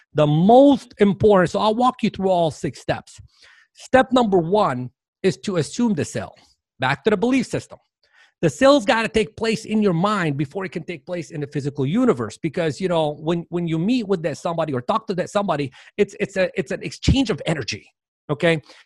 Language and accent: English; Dearborn, Michigan, United States; born or raised there; moved away